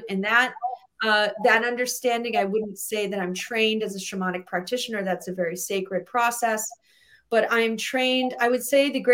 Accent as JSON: {"language": "English", "region": "New England", "country": "United States", "said": "I'm from New England."}